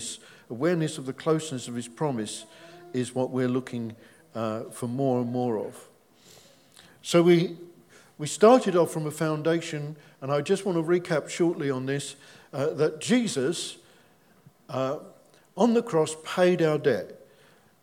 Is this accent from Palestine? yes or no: no; England, United Kingdom; we're English